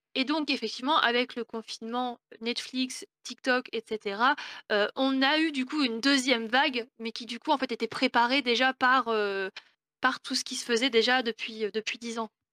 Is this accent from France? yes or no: yes; Rouen, Normandy, France; moi je viens de Normandie, je viens de Rouen